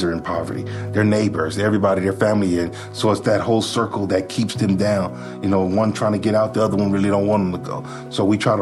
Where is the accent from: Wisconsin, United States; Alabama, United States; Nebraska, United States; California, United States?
California, United States; Compton; moved away as an adult; now in Utah, United States; I come from Compton, California. My mom raised us on assistance